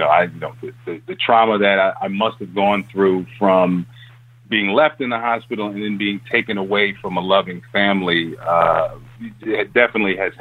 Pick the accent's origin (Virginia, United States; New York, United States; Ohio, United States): New York, United States; New York City; I was born in Harlem